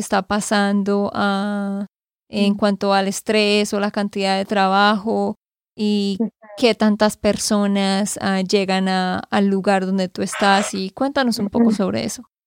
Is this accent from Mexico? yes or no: no; Santander, Colombia; de Santander, Colombia.